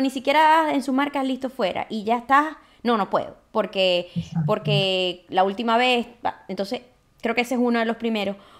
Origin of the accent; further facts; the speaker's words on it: Maracaibo, Zulia, Venezuela; es maracucha como yo